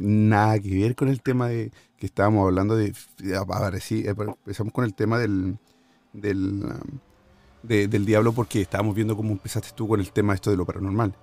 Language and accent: Spanish; near Buin, Santiago Metropolitan Region, Chile; moved away; Buin, Chile, cerca de mi tierra por donde vivía yo